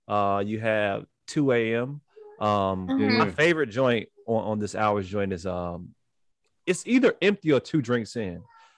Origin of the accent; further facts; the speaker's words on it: Chicago, Illinois, United States; we're from Chicago.